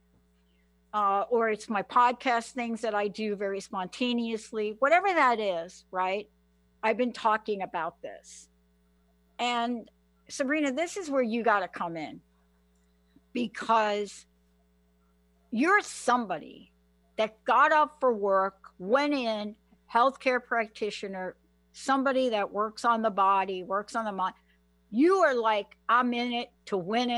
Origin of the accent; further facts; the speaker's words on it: New York, United States; also born or lived in Washington state; now in Washington, United States; I'm from New York.